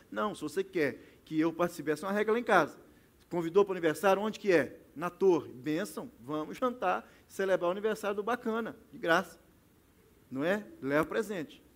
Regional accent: Belo Horizonte, Minas Gerais, Brazil; now in Toronto, Canada; nós que somos mineiros, lá em Belo Horizonte

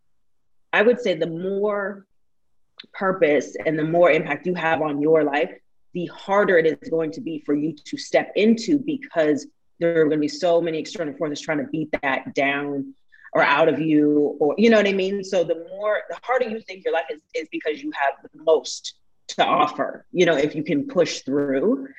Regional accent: Portland, United States; also born or lived in New York / Las Vegas / Kentucky; now in Los Angeles, United States; I'm from Portland originally.

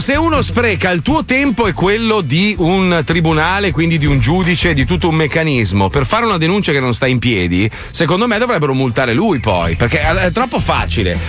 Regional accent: Italy; moved away; io comunque rimango italiano, cioè io sono italiano, amo il mio paese

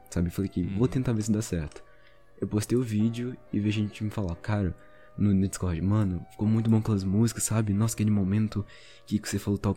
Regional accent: Belo Horizonte, Minas Gerais, Brazil; sou de Minas.

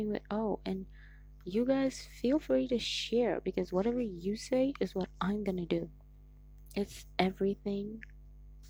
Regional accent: Nigeria; I'm Nigerian. That's right, babies. I'm Nigerian.

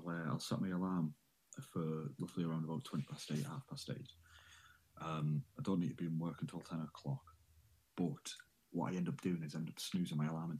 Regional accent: Middlesbrough, North East England, United Kingdom; I am from a little place called Middlesbrough on Teesside. In the northeast of England.

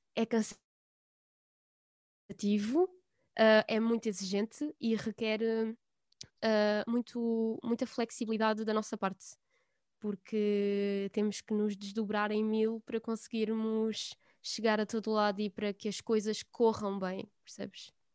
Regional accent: Alentejo, Portugal; no local onde eu estou, onde eu vivo agora e onde nasci e onde cresci

